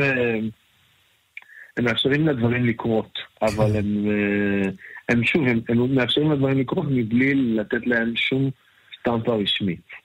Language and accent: Hebrew; Israel; also born or lived in Tel Aviv